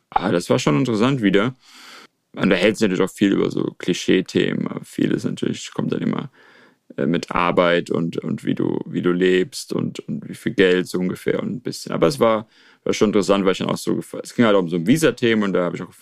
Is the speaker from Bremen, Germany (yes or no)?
no; Rhineland-Palatinate, Germany; now in China; ich muss in die Pfalz, dort ist quasi mein, meine Heimat, äh, nicht nur formell, sondern dort äh, wohnt auch ein äh, Großteil meiner Familie.